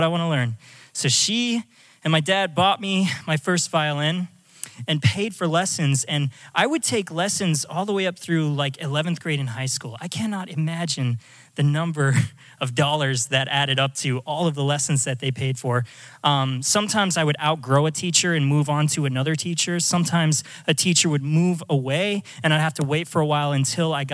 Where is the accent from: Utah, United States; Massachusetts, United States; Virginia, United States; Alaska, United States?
Alaska, United States; moved away as an adult; I'm from Alaska. I grew up in this tiny little town out in the middle of nowhere.